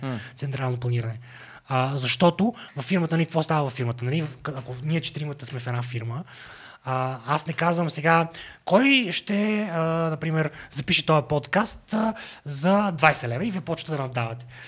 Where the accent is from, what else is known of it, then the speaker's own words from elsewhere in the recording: Sofia, Sofia City, Bulgaria; also born or lived in England / Washington; аз съм от София